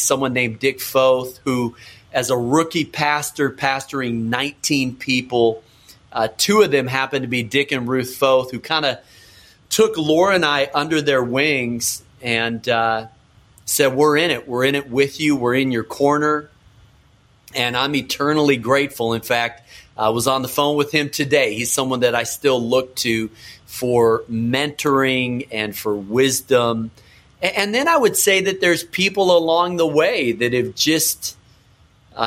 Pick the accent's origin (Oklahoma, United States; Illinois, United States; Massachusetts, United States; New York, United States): Illinois, United States; Chicago; also born or lived in Minneapolis, Minnesota / Wisconsin; I was born in Minneapolis, moved to Wisconsin, grew up in Chicago. So a Midwest kid